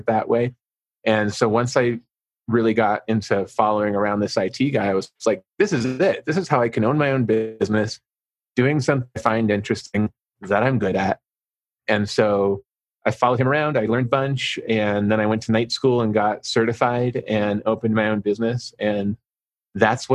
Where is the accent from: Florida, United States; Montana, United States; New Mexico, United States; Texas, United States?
New Mexico, United States; Albuquerque; I'm from Albuquerque, New Mexico